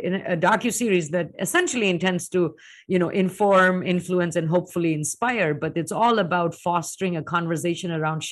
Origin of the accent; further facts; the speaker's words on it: India; moved away as an adult; now in United States; I was plucked from India, and now I'm in the US